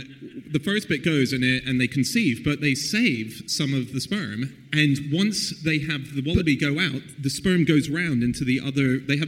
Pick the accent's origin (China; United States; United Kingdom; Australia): Australia; I grew up in Australia